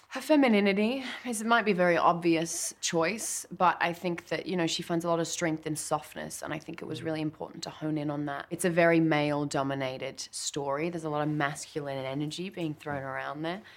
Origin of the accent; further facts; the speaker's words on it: Australia; I'm Australian